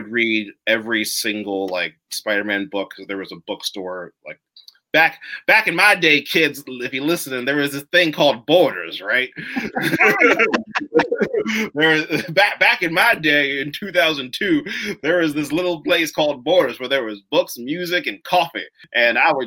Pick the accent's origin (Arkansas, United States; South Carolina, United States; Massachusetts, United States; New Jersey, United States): New Jersey, United States; Hunterdon County; I was born and raised in New Jersey in Hunterdon County